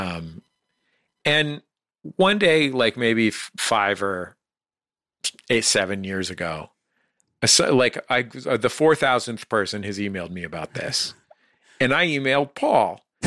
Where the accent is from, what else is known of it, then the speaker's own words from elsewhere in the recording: San Francisco, California, United States; I'm from San Francisco